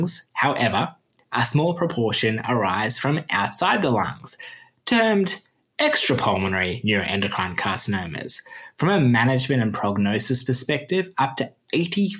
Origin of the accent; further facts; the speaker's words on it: Australia; accent: Australian; my Australian accent